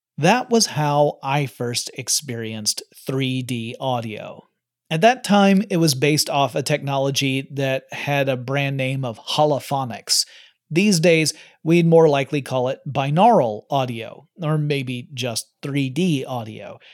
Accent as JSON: {"language": "English", "region": "Georgia", "country": "United States", "tie": "born or raised there", "said": "growing up in Georgia"}